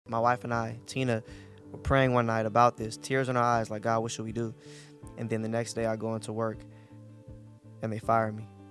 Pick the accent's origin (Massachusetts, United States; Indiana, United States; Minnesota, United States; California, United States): California, United States; Bay Area, Northern; I'm from the Bay Area, Northern California.